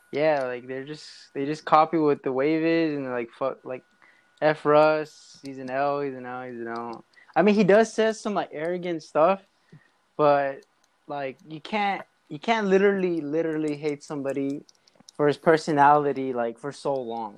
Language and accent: English; Los Angeles, California, United States; I was born in in uh, L.A., California, in the Glendale area, mm-hmm. Glassell Park